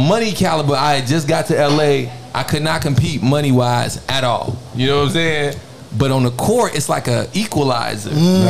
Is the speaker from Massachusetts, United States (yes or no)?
no; Chicago, Illinois, United States; moved away; I'm from Chicago, bro.